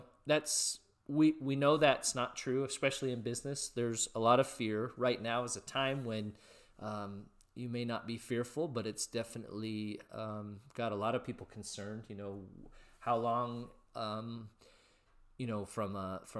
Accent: West Coast, the Northwest, Pacific Northwest, United States; also born or lived in California; I grew up on the West Coast, so I was in California at the time

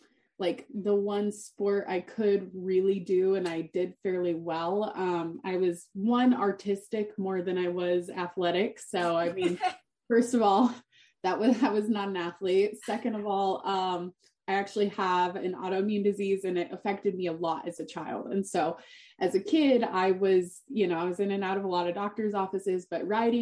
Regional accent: Steamboat Springs, Colorado, United States; I grew up in Steamboat Springs, Colorado

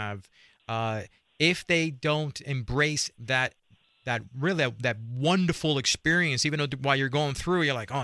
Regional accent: New York City, New York, United States; I grew up in Spanish Harlem, a place called El Barrio, New York City.

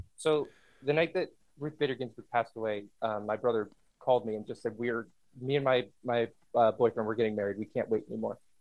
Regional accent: United States; I'm, I'm an American. I live in the United States

